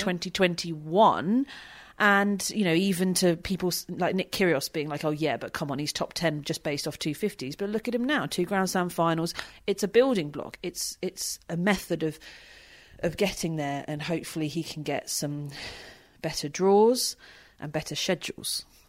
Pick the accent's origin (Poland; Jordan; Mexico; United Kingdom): United Kingdom; being British